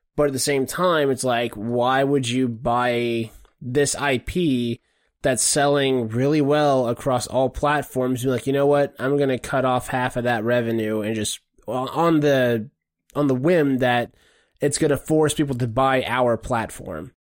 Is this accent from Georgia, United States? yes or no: yes; Savannah, Georgia, United States; I'm from Savannah, Georgia